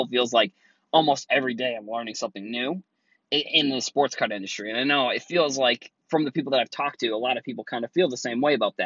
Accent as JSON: {"language": "English", "area": "Cape Cod", "region": "Massachusetts", "country": "United States", "lives_now": "Boston, United States", "said": "I am from Boston, originally from Cape Cod"}